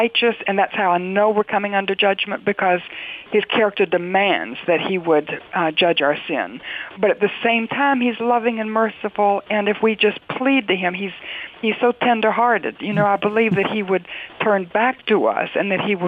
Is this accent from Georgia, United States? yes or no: no; North Carolina, United States; I'm from North Carolina